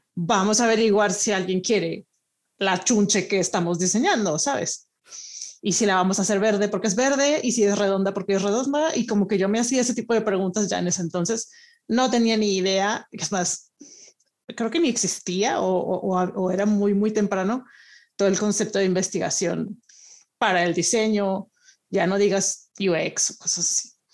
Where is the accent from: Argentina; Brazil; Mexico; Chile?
Mexico; Monterrey, Nuevo León; moved away as an adult; also born or lived in Italy; now in Madrid, Spain; yo originalmente soy de Monterrey